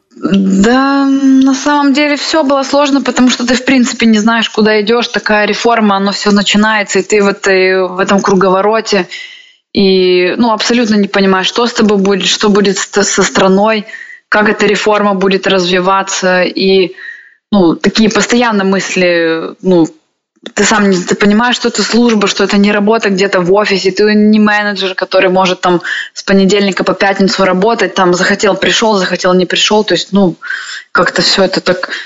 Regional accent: Sevastopol, Crimea, Ukraine; moved away

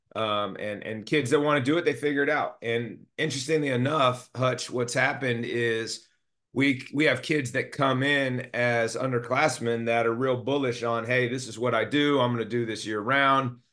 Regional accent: Monterey, California, United States; also born or lived in Alameda, California / Oakland, California; So I was born and raised in the Bay Area in California. Alameda and Oakland specifically. I moved down to the Monterey Peninsula when I was ten.

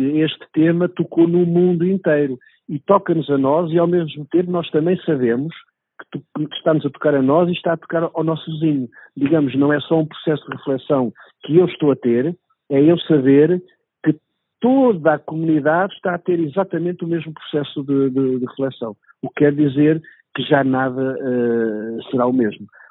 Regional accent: Portugal; enquanto português

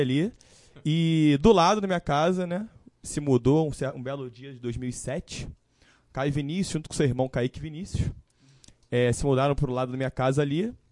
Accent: Brazil; eu sou nascido e criado em Campo Grande

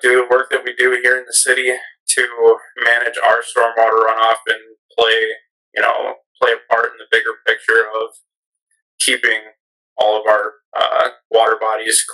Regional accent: Owatonna, Minnesota, United States; also born or lived in St. Cloud / Faribault; now in Northfield, United States; I grew up in Owatonna, lived there all my life, actually

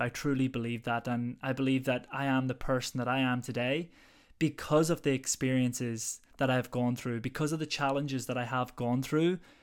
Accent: Ireland; now in London, United Kingdom; I'm originally from Ireland, but currently now based, living in London at the moment.

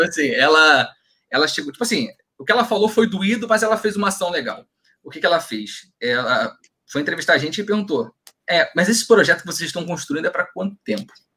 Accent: São Gonçalo, Rio de Janeiro, Brazil; sou de São Gonçalo

